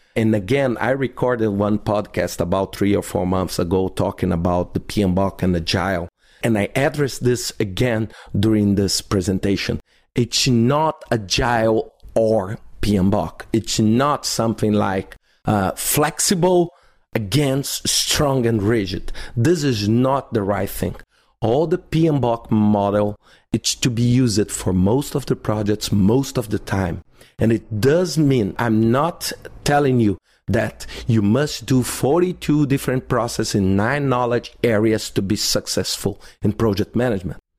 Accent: Belo Horizonte, Minas Gerais, Brazil; in Belo Horizonte, in my hometown

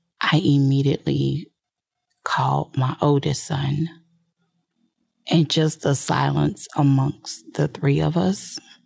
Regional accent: New Iberia, Louisiana, United States; now in West Virginia, United States; So I grew up in New Iberia, Louisiana. I am a true Southern Belle.

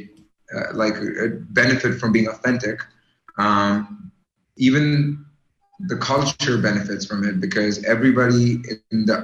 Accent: Canada; I'm from Canada

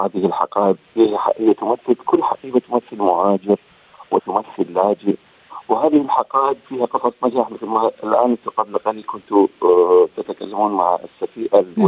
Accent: Iraq; moved away as an adult; also born or lived in Amman, Jordan; now in Australia; الهجره الثالثه التي حدثت لي هي عندما غادرت العراق الى عمان وسكنت في الاردن

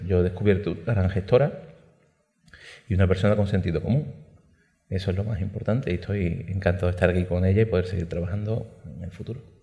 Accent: Málaga province, Andalusia, Spain; Málaga, en mi provincia

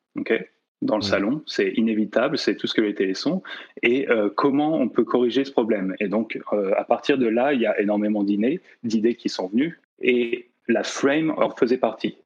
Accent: La Rochelle, Nouvelle-Aquitaine, France; born or raised there; also born or lived in Nantes

